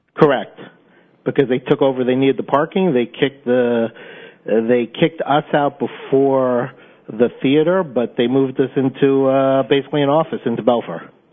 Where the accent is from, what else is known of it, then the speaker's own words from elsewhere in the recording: Charleston, South Carolina, United States; moved away; I'm from Charleston, South Carolina